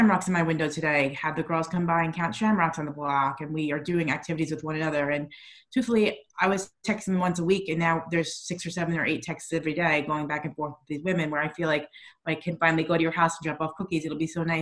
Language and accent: English; New York, United States; moved away; I'm still a New Yorker at heart